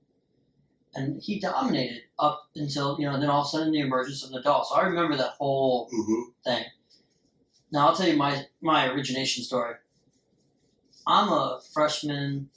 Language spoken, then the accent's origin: English; United States; I'm an American, damn it, and I'm patriotic about sports.